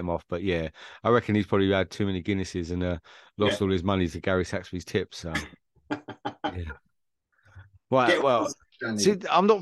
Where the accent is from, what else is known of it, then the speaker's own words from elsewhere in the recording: England, United Kingdom; Me being the Englishman